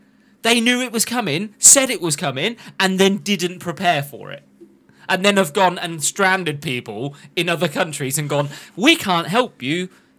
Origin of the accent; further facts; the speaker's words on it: Yorkshire and the Humber, United Kingdom; Did you know I'm from Yorkshire?